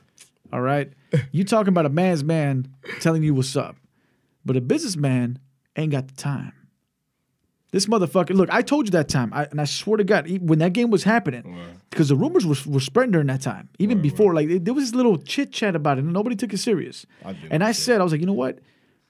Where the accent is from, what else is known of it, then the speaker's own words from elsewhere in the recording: California, United States; You know, California.